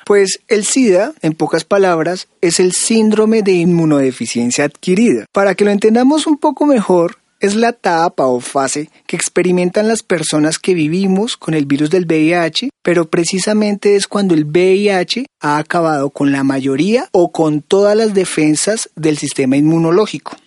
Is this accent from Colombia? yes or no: yes; Colombia; moved away as an adult; now in Mexico City, Mexico; yo soy un migrante colombiano, estoy terminando mi carrera en sociología de la Universidad Nacional de Colombia, llegué a Ciudad de México